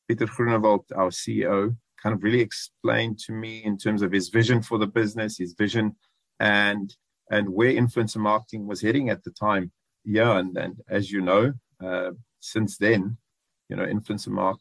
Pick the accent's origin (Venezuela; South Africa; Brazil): South Africa; George, Western Cape; also born or lived in Johannesburg; I grew up in George, so a small town boy